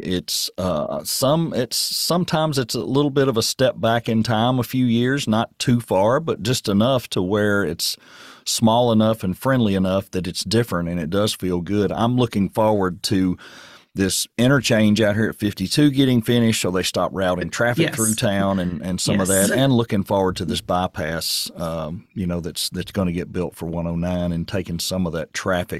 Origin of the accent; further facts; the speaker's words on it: Murfreesboro, Tennessee, United States; I'm a transplant as well. I came from Murfreesboro, and I came up here to work many years ago, back in 2000, and never left, never went back.